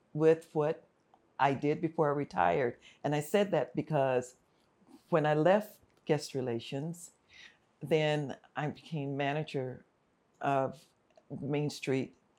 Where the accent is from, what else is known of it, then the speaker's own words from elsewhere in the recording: Los Angeles, California, United States; also born or lived in Fullerton, California; So, I'm from South Central Los Angeles. I grew up in Watts, in the Compton area